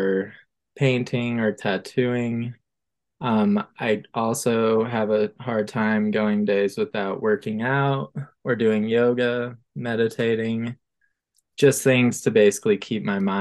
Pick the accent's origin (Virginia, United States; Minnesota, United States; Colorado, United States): Colorado, United States; Boulder; moved away as an adult; also born or lived in Denver, Colorado / Santa Barbara, California; now in Los Angeles, United States; I'm an artist from Boulder, Colorado